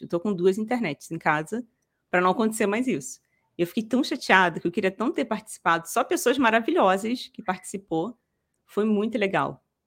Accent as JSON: {"language": "Portuguese", "region": "Rio de Janeiro", "country": "Brazil", "said": "eu sou daqui do Rio, da capital"}